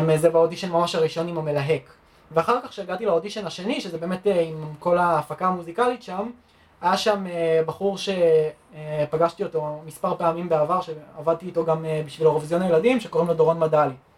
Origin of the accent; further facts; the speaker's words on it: Rosh HaAyin, Central District, Israel; moved away as an adult; now in Germany; נולדתי פה בארץ